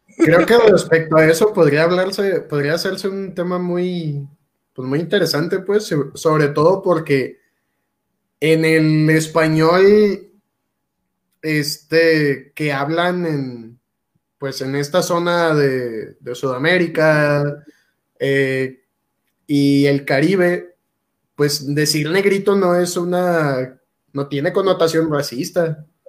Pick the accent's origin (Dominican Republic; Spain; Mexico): Mexico